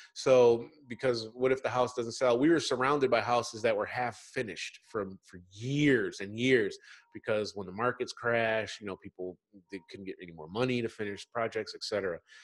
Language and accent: English; Michigan, United States; moved away; also born or lived in New York; I'm really from Michigan